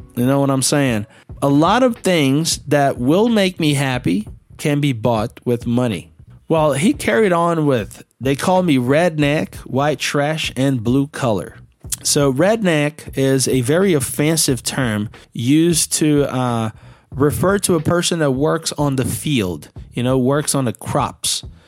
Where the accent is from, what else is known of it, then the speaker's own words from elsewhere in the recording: Belo Horizonte, Minas Gerais, Brazil; I'm from Belo Horizonte and there are no rivers around or big lakes that I can use a boat here